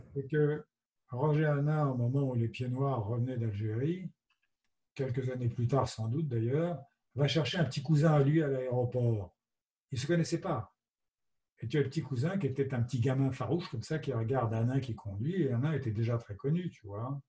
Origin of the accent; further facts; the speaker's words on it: France; je suis français